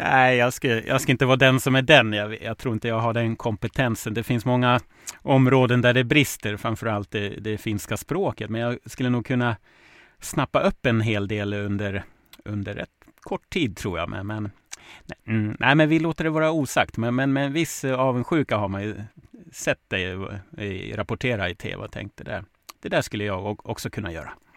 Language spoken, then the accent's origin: Swedish; Smedjebacken, Dalarna County, Sweden; Jag är ju uppväxt i Smedjebacken, grannkommunen till Ludvika